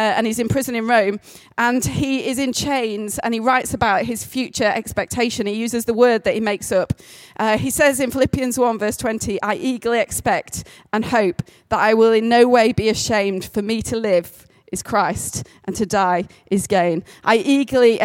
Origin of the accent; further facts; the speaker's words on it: the Pennines, England, United Kingdom; 88% Northern English. I am basically from the Pennines for as long as my family have ever existed